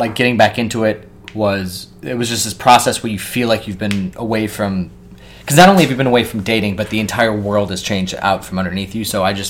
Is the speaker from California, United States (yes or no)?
no; Columbus, Ohio, United States; moved away as an adult; also born or lived in Chicago / Savannah, Georgia; now in New York, United States; I was born in Chicago, but I grew up in Columbus, Ohio.